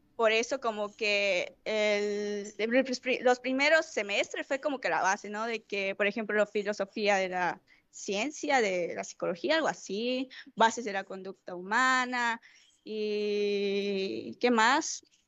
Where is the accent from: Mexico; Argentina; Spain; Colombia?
Mexico; Mérida, Yucatán; Tengo veintidós años, soy de Mérida, Yucatán.